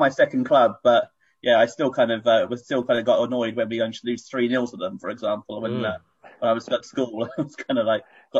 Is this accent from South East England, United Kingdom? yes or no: yes; Brighton, South East England, United Kingdom; Fun being living in Brighton growing up, and you know, supporting Brighton was quite odd around Arsenal and Tottenham